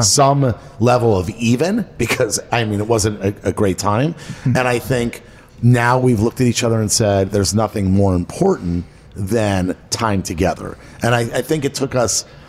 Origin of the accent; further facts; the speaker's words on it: Miami, Florida, United States; also born or lived in Los Angeles, California; my whole life I grew up in Miami